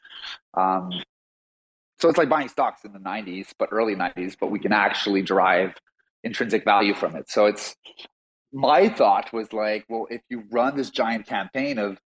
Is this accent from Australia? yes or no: no; Montreal, Quebec, Canada; I'm from Montreal, Canada, and I'm a total newbie in the whole crypto space.